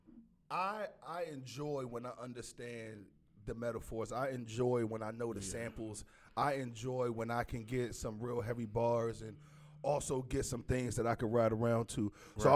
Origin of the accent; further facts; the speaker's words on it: Maryland, United States; I'm from up north. I'm from Maryland.